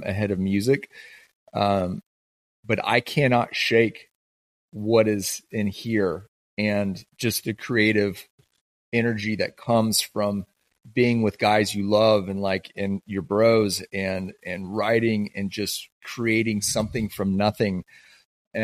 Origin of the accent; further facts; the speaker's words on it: the Northwest, Pacific Northwest, United States; growing up in the Northwest